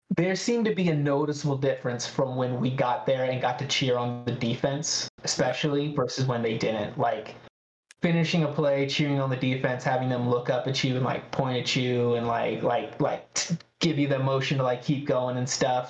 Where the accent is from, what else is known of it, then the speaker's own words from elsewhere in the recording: Redding, California, United States; I'm not from the Bay Area, okay? I'm from Redding, California